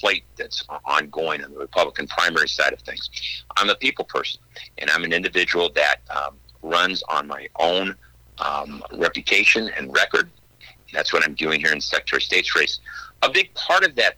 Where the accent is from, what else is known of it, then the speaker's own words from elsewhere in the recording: Bloomington, Illinois, United States; also born or lived in Davenport, Iowa / Carbondale, Illinois; I was born and raised in Bloomington